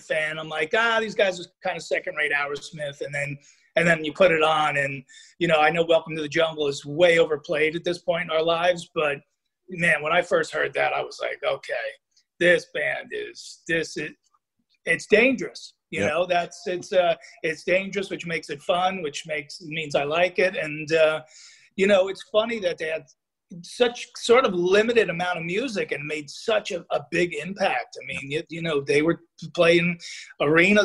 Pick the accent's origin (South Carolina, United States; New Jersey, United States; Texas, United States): New Jersey, United States; I grew up mainly in Jersey